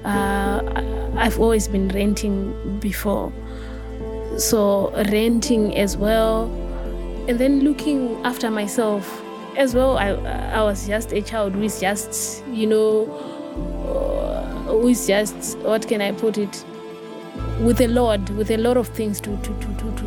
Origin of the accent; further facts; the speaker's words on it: Harare, Zimbabwe; I was born in Harare, and then it was quite sad because my parents had an early divorce